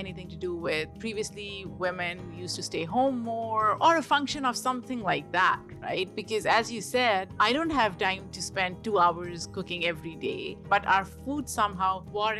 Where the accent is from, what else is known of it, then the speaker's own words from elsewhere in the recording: Pakistan; because I grew up in Pakistan and food was and is such an integral part of getting together, hanging out, spending time with family.